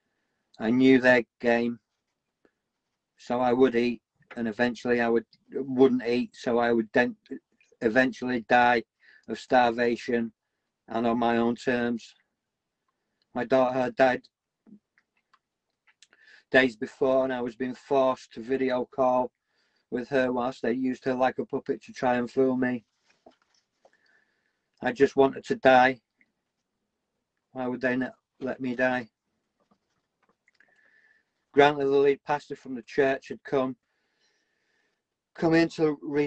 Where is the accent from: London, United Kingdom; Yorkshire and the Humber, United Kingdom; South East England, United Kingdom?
Yorkshire and the Humber, United Kingdom; Wakefield; born or raised there; also born or lived in Glasgow, Scotland